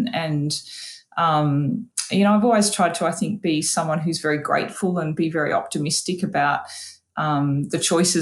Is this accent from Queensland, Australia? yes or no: no; Tamworth, New South Wales, Australia; where I grew up in Tamworth